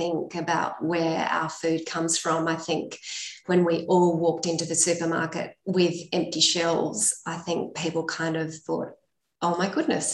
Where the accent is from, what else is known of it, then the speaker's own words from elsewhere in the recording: Australia; as Australian dairy farmers